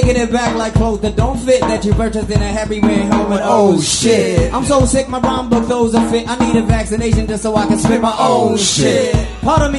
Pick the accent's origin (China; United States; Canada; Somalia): Somalia; moved away; I am born and raised in Somalia